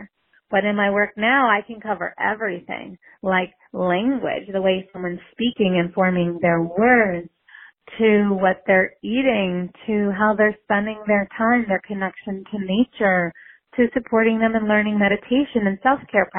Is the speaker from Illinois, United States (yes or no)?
no; New York City, New York, United States; growing up in New York City